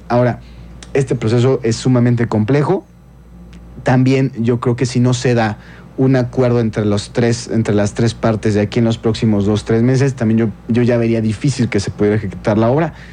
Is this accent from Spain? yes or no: no; San Francisco, Querétaro, Mexico; yo crecí en San Francisco, los primeros años de mi vida, era muy normal ir con mi abuelita al mandado al Tianguis de la Cruz.